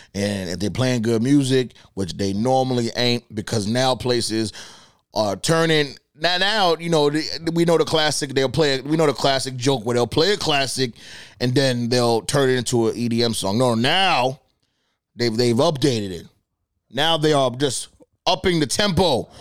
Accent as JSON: {"language": "English", "town": "Boston", "region": "Massachusetts", "country": "United States", "said": "I'm from Boston"}